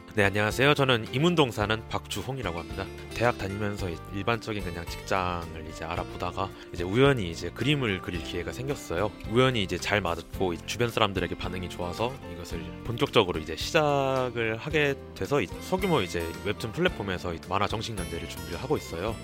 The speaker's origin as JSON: {"language": "Korean", "region": "Ulsan", "country": "South Korea", "said": "저는 울산에서 온"}